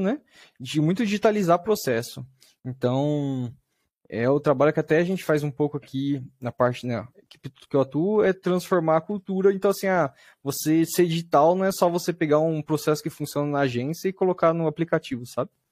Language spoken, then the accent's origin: Portuguese; Bauru, São Paulo, Brazil; eu sou de Bauru, do interior de São Paulo.